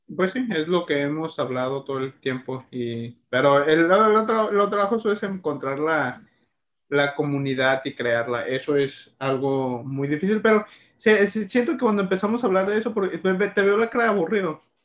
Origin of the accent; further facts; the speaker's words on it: Mexico; nuestros ancestros los aztecas en México